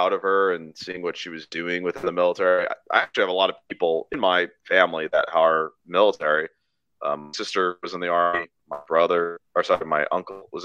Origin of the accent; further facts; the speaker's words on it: Southern California, United States; I'm originally from Southern California